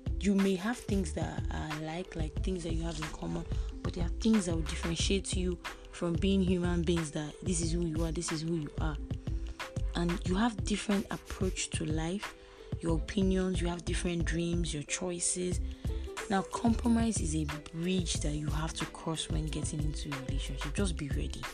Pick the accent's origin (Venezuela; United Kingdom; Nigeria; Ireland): Nigeria; as a Nigerian